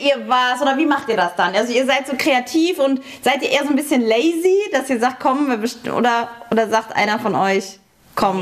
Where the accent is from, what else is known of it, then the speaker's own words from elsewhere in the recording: Saarland, Germany; im Saarland, also in meiner Heimat